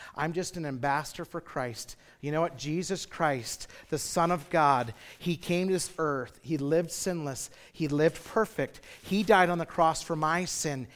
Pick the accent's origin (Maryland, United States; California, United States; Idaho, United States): Idaho, United States; Twin Falls; I grew up in Twin Falls, Idaho